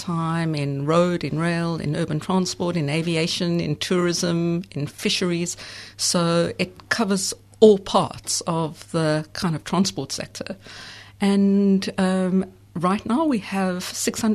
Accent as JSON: {"language": "English", "country": "South Africa", "also_born_or_lived": "London", "moved": "as an adult", "said": "I'm actually from South Africa, and I was a student in South Africa in the 1980s"}